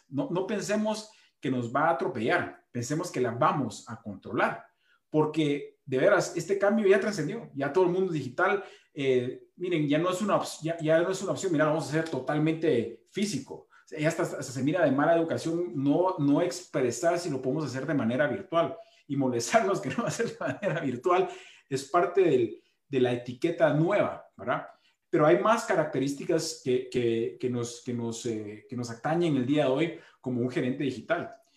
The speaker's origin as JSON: {"language": "Spanish", "country": "Guatemala", "said": "como guatemalteco"}